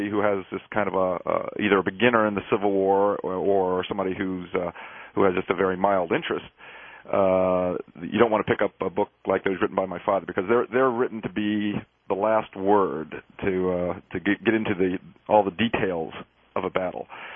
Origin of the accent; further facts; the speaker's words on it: Gettysburg, Pennsylvania, United States; moved away; I grew up as a child there and ran around the battlefields